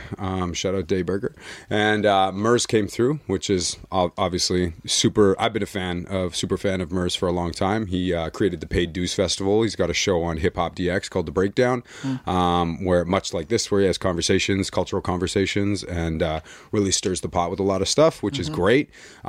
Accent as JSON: {"language": "English", "town": "Winnipeg", "region": "Manitoba", "country": "Canada", "tie": "born or raised there", "said": "because I grew up in Winnipeg, so it's typically like white rock sort of. That's the background."}